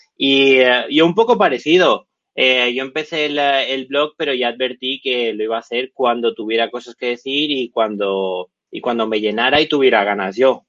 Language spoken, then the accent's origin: Spanish; Barcelona, Catalonia, Spain; soy de Barcelona